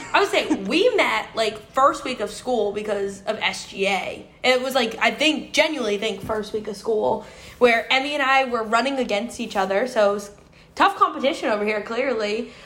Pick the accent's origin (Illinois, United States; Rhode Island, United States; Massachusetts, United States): Massachusetts, United States; Quincy; moved away as an adult; also born or lived in North Carolina; I'm originally from Quincy, Massachusetts.